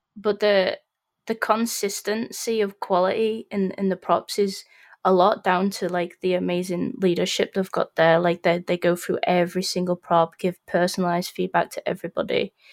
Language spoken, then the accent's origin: English; Sheffield, Yorkshire and the Humber, United Kingdom; I'm originally from Sheffield